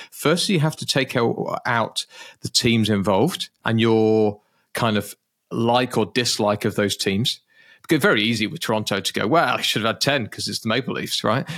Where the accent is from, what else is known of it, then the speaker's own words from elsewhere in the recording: United Kingdom; being British.